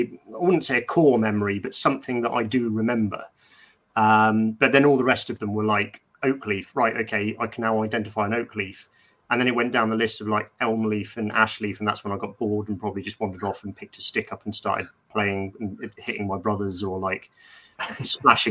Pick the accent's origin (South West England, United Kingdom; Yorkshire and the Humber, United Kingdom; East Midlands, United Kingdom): South West England, United Kingdom; Bournemouth; I grew up in Bournemouth, so the New Forest is not that far away